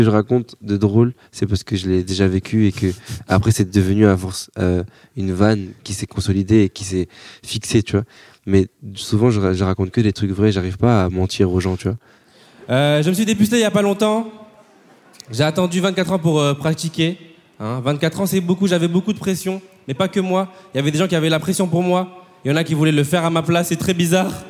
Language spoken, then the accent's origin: French; Bordeaux, Nouvelle-Aquitaine, France; Eh, moi, je viens de Bordeaux. J'ai fait 10 heures de route, j'ai pris un bus, un train.